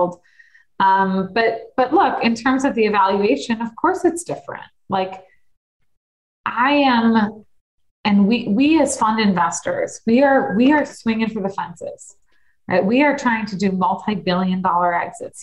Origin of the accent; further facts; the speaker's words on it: Deerfield, Illinois, United States; I grew up in Deerfield